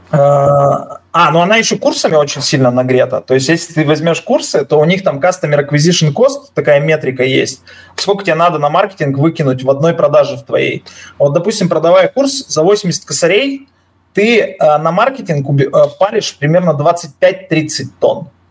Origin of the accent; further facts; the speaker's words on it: Yekaterinburg, Sverdlovsk Oblast, Russia; moved away as an adult; now in Cyprus; я уралец